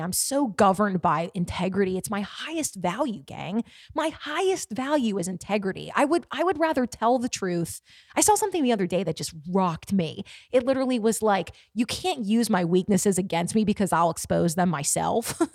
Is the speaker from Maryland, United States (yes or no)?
yes; Baltimore, Maryland, United States; my hometown, Baltimore